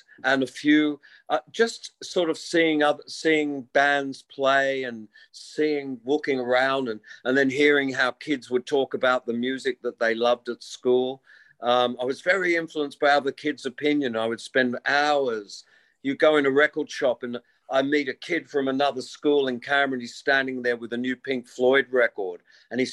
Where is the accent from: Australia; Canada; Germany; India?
Australia; Wollongong, New South Wales; born or raised there